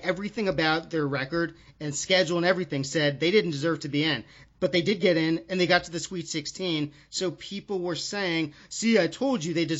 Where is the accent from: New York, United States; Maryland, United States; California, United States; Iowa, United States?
Maryland, United States; I grew up in Maryland.